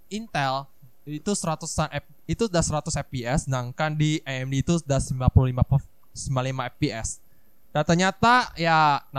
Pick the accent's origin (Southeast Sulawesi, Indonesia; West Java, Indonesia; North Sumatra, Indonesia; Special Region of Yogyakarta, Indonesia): North Sumatra, Indonesia; Medan; Iya sama sama. Aku juga bukan orang Jakarta loh guys.